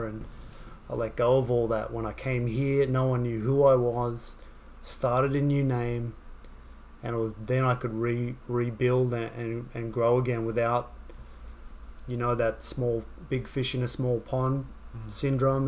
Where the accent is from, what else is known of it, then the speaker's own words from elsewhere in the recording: Sydney, New South Wales, Australia; moved away as an adult; also born or lived in Wagga Wagga, Australia; now in New York, United States; when I was growing up in Sydney